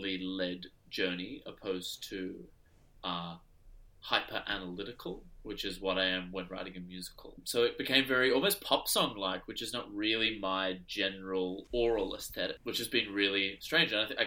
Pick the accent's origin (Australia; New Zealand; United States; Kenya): Australia; Adelaide, South Australia; now in Sydney, Australia; my hometown in Adelaide